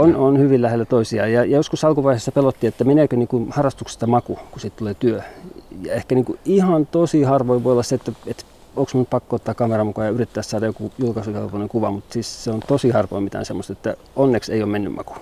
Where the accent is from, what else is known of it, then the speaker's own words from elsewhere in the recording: Helsinki capital region, Uusimaa, Finland; moved away as an adult; now in Kuhmo, Finland; Mä oon kotoisin pääkaupunkiseudulta